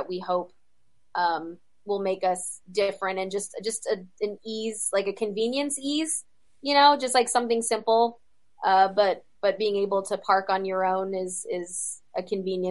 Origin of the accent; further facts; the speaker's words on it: Atlanta, Georgia, United States; moved away as an adult; I'm from Atlanta originally